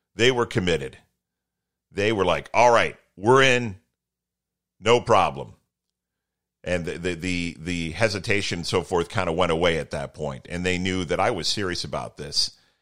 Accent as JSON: {"language": "English", "town": "Toledo", "region": "Ohio", "country": "United States", "tie": "born or raised there", "said": "where I grew up in Toledo"}